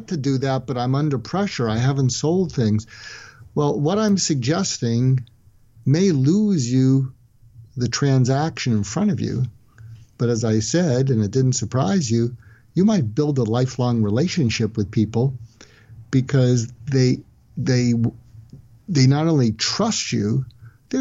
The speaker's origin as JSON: {"language": "English", "country": "United States", "said": "I'm an American"}